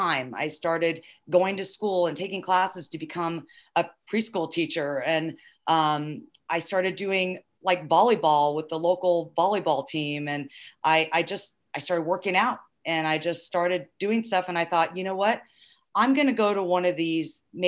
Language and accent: English; Southern California, United States; I grew up in SoCal